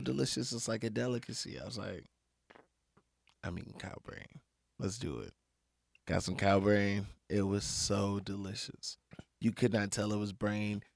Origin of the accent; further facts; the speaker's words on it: Beaumont, Texas, United States; I'm from Beaumont. Like, my people from Louisiana